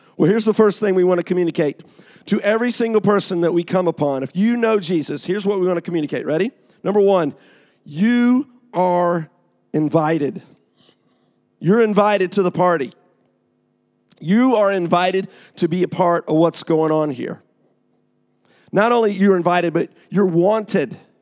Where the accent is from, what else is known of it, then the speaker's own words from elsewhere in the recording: Atlanta, Georgia, United States; moved away as an adult; now in England; I'm from Atlanta, Georgia.